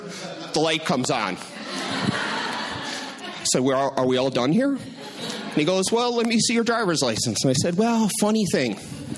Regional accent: Milwaukee, Wisconsin, United States; moved away as an adult; also born or lived in California; I grew up in Milwaukee. And when I was 20 years old, which was just a couple years ago

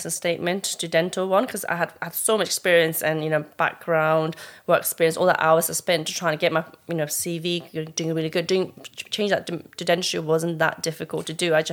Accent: Nepal; We came from Nepal, from this like mm. tiny little village where there's no running water, and look at us now where we are

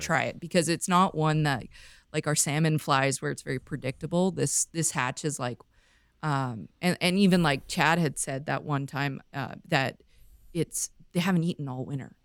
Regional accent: Vancouver, British Columbia, Canada; moved away; I grew up in Vancouver, grew up on boats

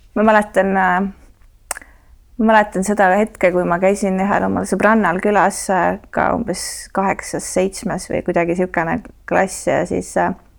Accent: Tallinn, Harju County, Estonia; ma kasvasin äh, Kakumäel, mis oli nagu maakoht sellel ajal

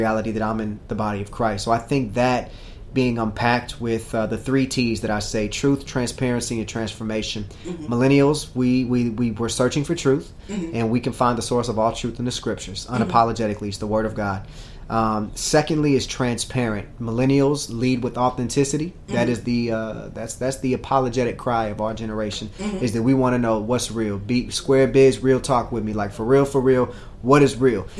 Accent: Kansas City, Kansas, United States; born and raised in Kansas City, on the Kansas side, the real side

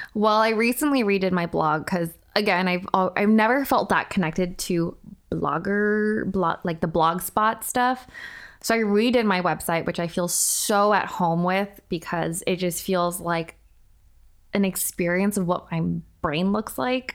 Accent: Irvine, California, United States; moved away as an adult; now in Los Angeles, United States; I did a bulk of, like, my substantial growing up in Irvine

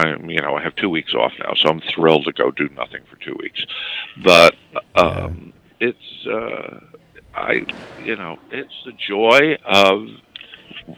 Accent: New York, United States; It's my hometown newspaper

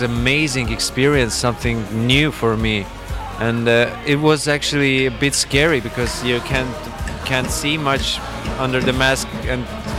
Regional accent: Estonia; My parents are actually immigrants from Armenia, and I grew up in Estonia, but in Armenian family.

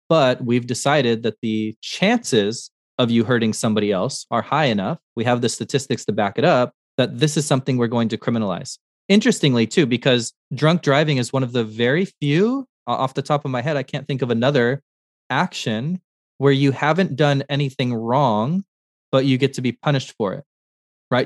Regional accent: Montana, United States; I, I was born in Montana

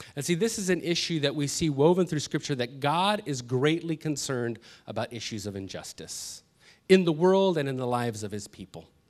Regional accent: Los Angeles, California, United States; I grew up in North Hollywood

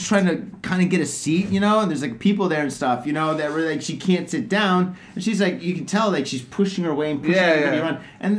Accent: Detroit, Michigan, United States; now in Japan; I'm from Detroit.

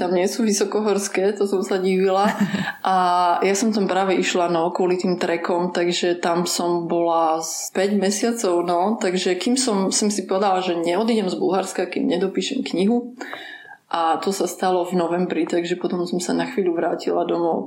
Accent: Slovakia; also born or lived in Ukraine (ancestry); ja som Ukrajinka pôvodom, hoci Aha. som sa narodila na Slovensku

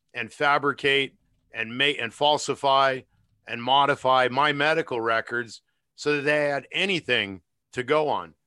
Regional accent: United States; I'm an American

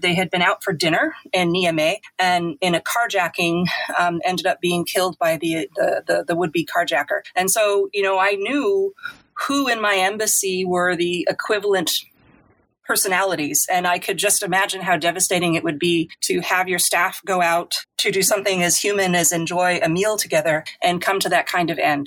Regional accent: Worcester, Massachusetts, United States; moved away as an adult; also born or lived in Cameroon / Namibia / South Africa / Mali; my hometown in Worcester

